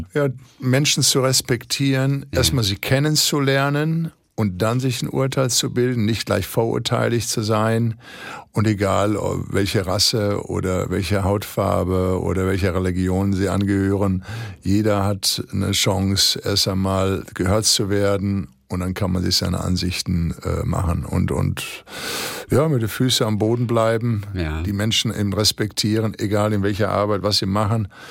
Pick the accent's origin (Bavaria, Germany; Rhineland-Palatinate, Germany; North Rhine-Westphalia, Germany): North Rhine-Westphalia, Germany; Ruhr area; bei uns im Ruhrgebiet